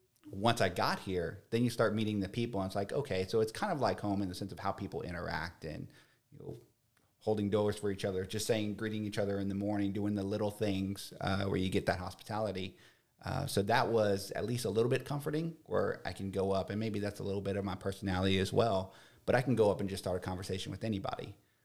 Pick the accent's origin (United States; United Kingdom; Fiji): United States; San Antonio, Texas; moved away as an adult; also born or lived in Lacoste, Texas; now in Lafayette, United States; Yes, San Antonio. I was born in San Antonio.